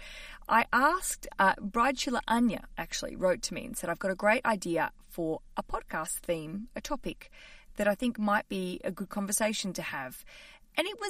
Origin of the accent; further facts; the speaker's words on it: Australia; now in London, United Kingdom; I'm an Australian living in London